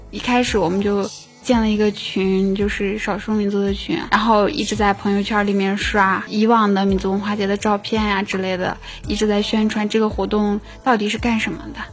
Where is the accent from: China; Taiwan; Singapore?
China; Xinjiang; moved away as an adult; now in Beijing, China; 作为一个新疆人啊，我觉得从那么远的地方，一个人来到北京来上学